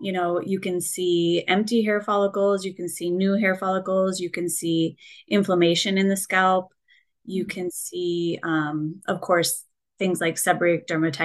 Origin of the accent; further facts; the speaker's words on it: Colorado, United States; moved away as an adult; now in Minneapolis, United States; I grew up in Colorado, a little small farm town